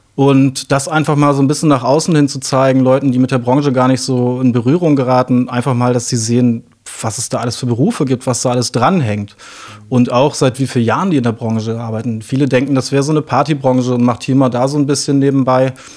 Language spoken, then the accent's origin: German; Osnabrück, Lower Saxony, Germany; ich bin in Osnabrück aufgewachsen tatsächlich, beziehungsweise zunächst mal im Umland von Osnabrück, also ein richtiges Dorfkind